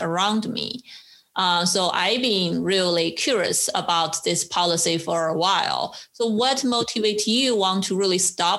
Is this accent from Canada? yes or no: no; China; moved away as an adult; now in United States; For the first 23 years in my life, I grew up in China